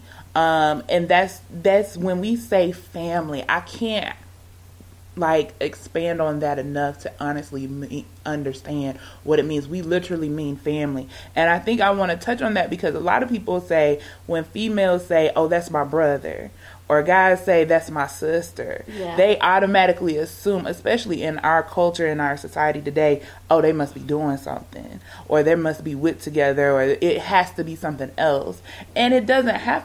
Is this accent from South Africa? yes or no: no; Georgia, United States; moved away; I'm from Georgia, when I moved back to Georgia, I'm not around technically what I would say blood family